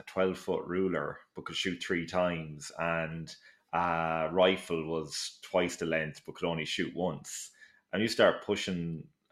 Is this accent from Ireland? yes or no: yes; Mullingar, Leinster, Ireland; Mullingar, my hometown